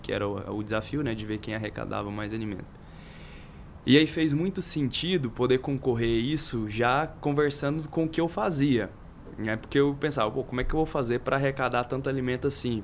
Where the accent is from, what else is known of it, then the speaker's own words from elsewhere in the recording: Goiânia, Goiás, Brazil; also born or lived in Catalão; depois voltei a Goiânia, que é a cidade natal mesmo de onde eu, de onde eu sou